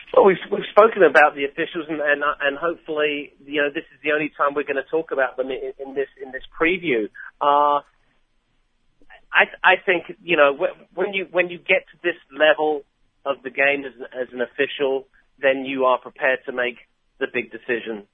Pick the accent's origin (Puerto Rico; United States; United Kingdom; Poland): United Kingdom; England; I'm English